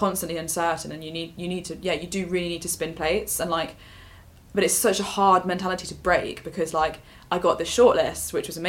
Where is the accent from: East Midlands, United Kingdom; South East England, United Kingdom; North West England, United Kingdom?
East Midlands, United Kingdom; Leicester; for me, what it was like growing up in Leicester